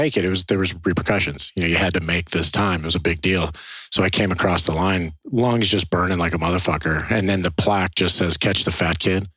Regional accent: Ohio, United States; I grew up in Ohio

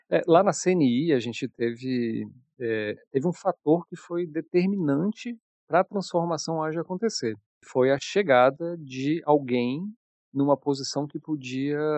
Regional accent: Brasília, Federal District, Brazil; moved away; also born or lived in Curitiba; como sou mais conhecido aí pelo, pelo pessoal. Sou de Brasília, com um pé no sul, morei muito tempo em Curitiba, mas estou de volta aqui à BSB tem um tempinho.

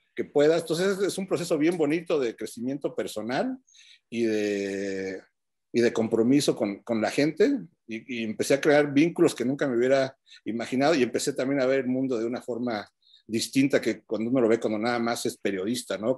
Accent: Mexico City, Mexico; moved away as an adult; also born or lived in Denver, United States; now in United States; yo vengo de Chilangolandia

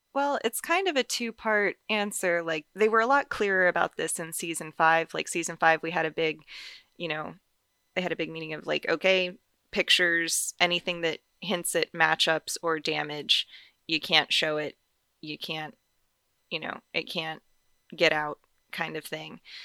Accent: North Carolina, United States; now in Las Vegas, United States; I grew up in North Carolina, and I've lived all over the place since.

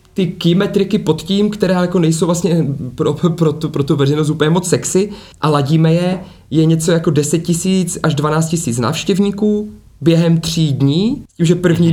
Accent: Ostrava, Moravian-Silesian Region, Czechia; moved away; jsem původně z Ostravy, ať jsem jako žil roky různě, různě bokem

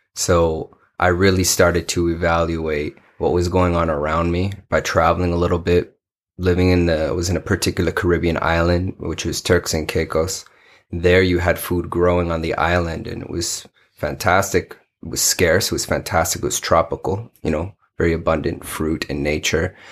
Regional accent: Paterson, New Jersey, United States; also born or lived in New York; now in Arizona, United States; I was born in Patterson, New Jersey, North Jersey

